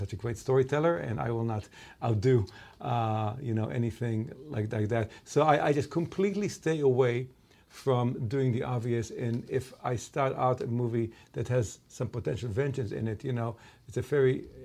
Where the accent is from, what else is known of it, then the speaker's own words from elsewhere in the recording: Israel; I grew up in Israel